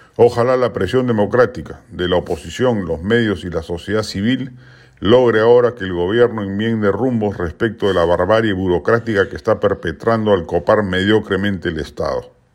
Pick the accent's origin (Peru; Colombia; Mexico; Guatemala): Peru